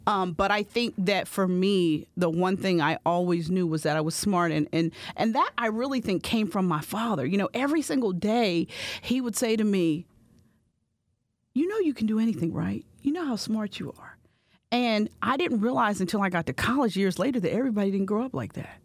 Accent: Bridgeville, Pennsylvania, United States; moved away as an adult; also born or lived in Pittsburgh, Pennsylvania; now in Philadelphia, United States; growing up in Bridgeville

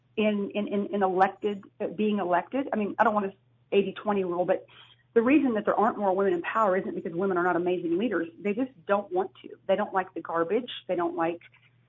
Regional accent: United States; as American women

